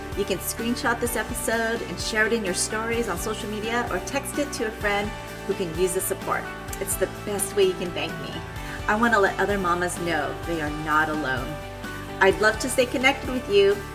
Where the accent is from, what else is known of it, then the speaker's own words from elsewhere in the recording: Philippines; moved away; how we grew up back in the Philippines